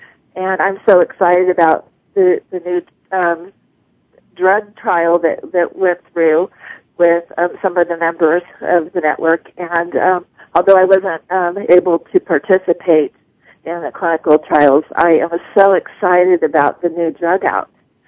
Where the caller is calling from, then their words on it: Phoenix, Arizona, United States; I'm calling from Phoenix, Arizona.